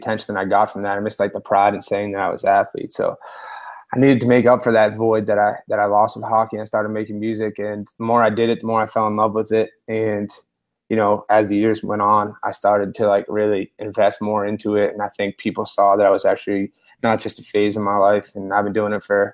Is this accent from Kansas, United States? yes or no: no; Boston, Massachusetts, United States; I was born and raised in Charlestown, Massachusetts